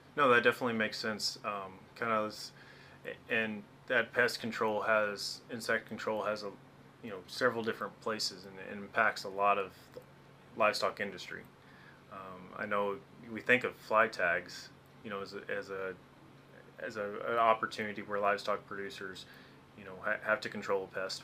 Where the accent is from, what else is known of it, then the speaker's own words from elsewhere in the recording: Arkansas, United States; now in Montana, United States; growing up in Arkansas